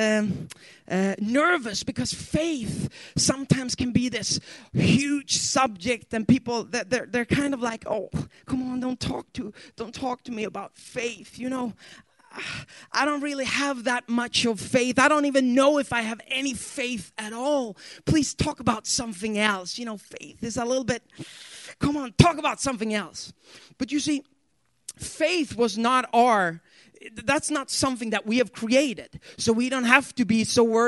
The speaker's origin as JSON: {"language": "English", "country": "Sweden", "second_language": "English", "said": "English is my second language. And there's a couple of words when you learn English in Sweden that we Swedes, we have a problem with."}